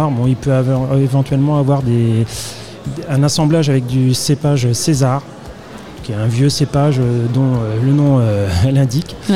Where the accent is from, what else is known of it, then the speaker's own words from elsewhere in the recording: Irancy, Bourgogne-Franche-Comté, France; moi je suis originaire d'Irancy